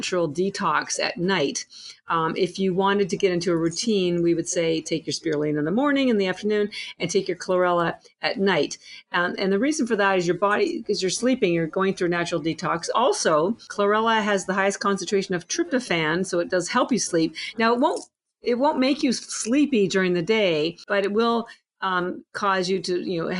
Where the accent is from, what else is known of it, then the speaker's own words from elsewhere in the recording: Canada; I'm Canadian